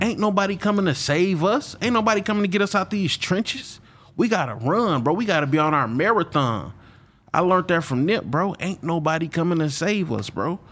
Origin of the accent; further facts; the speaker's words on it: Flint, Michigan, United States; moved away as an adult; now in Houston, United States; I'm from Flint, Michigan